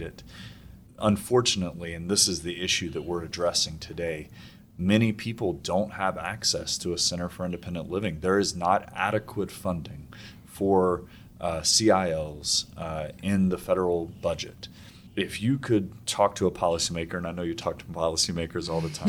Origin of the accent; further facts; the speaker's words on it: North Carolina, United States; my home state of North Carolina